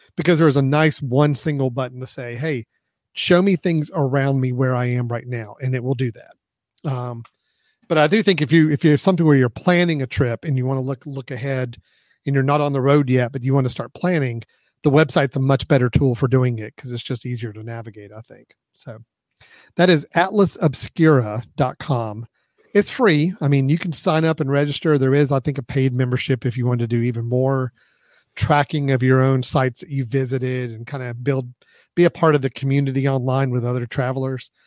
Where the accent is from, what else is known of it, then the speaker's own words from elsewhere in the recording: Hickory, North Carolina, United States; my hometown of hickory